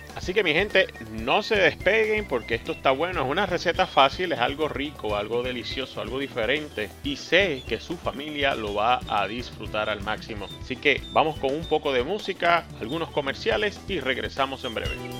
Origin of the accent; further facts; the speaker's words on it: Puerto Rico; Como yo, puertorriqueño.